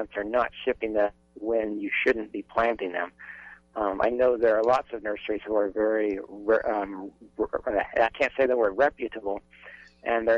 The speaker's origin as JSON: {"language": "English", "region": "Minnesota", "country": "United States", "tie": "born or raised there", "moved": "yes", "lives_now": "Lincoln, Nebraska, United States", "said": "I grew up in Minnesota"}